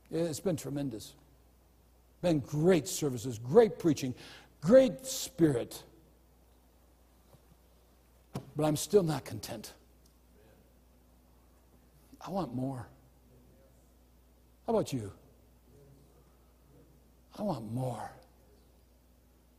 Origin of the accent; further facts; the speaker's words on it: United States; as an American